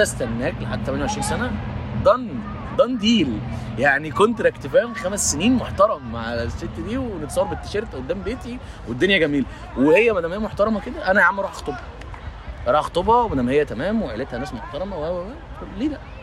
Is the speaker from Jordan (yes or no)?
no; Egypt; عندنا في مصر